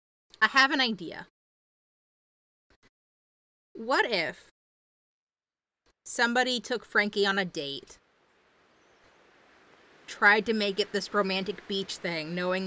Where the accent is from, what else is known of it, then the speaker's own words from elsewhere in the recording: Ireland; accent: Irish; now in United States; I definitely originated in Ireland and I just kind of traveled. I don't really have my Irish accent anymore. I think I've been stateside long enough to kind of pick up all of the stateside accents.